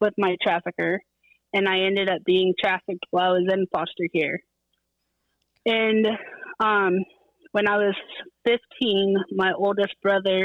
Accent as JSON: {"language": "English", "region": "Central Florida", "country": "United States", "tie": "born or raised there", "said": "I grew up in Central Florida"}